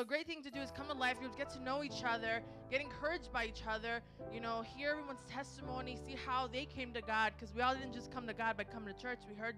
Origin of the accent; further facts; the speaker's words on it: Chicago, Illinois, United States; I'm from Chicago over there, like the Bears.